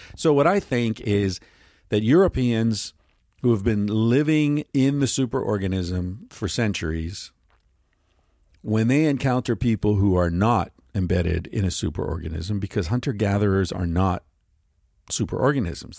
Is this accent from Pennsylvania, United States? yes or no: yes; Western Pennsylvania, United States; I grew up in Western Pennsylvania